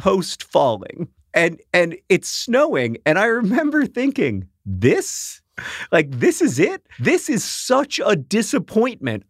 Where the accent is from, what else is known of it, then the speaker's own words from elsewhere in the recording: Florida, United States; When I was a kid growing up in Florida